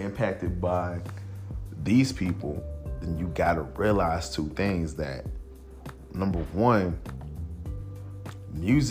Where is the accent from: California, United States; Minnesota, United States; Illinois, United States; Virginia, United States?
Illinois, United States; Chicago; growing up in Chicago, it was a very different time